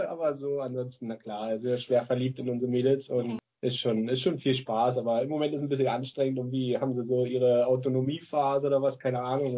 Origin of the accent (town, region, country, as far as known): Berlin, Germany; now in Lübeck, Germany